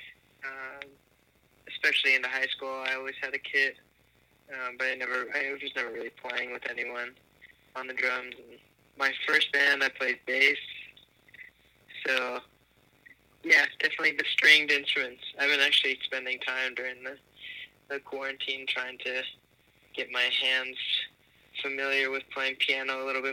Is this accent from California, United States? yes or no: yes; Los Angeles, California, United States; moved away as an adult; also born or lived in New Jersey / Boston / Rhode Island; now in Brooklyn, United States; I grew up in Los Angeles. Was not born there, but I was there from a very early age, so that's my home